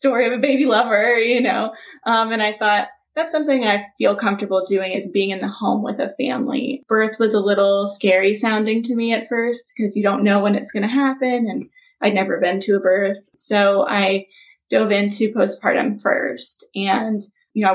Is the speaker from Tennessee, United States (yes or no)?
yes; Memphis, Tennessee, United States; moved away as an adult; also born or lived in Los Angeles, United States / Valencia, California, United States; my hometown, Memphis